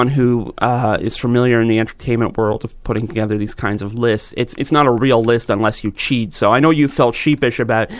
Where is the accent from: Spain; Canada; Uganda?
Canada; Georgetown, Ontario; where I grew up in Georgetown